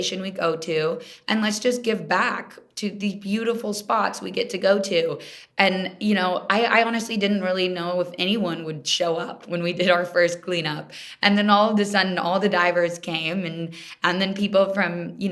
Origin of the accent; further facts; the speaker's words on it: Kansas City, United States; moved away; also born or lived in Minnesota; I'm from Kansas City originally. I didn't grow up around the ocean or water